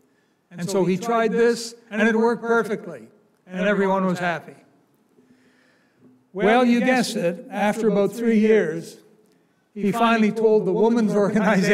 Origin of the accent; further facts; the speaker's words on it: Canada; It's not the Canada I grew up in. I'm Canadian